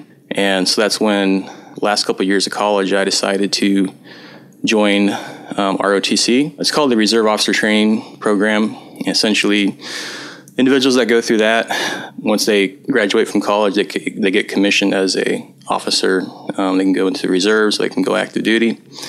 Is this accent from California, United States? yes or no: no; Nebraska, United States; moved away; I'm originally from Nebraska. It's in the middle of the Midwest. I grew up on a small farm out there. Corn and soybeans is primarily what we raised.